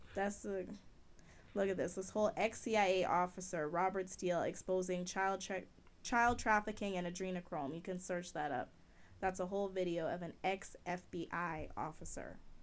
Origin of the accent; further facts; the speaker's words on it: Jamaica; I'm Jamaican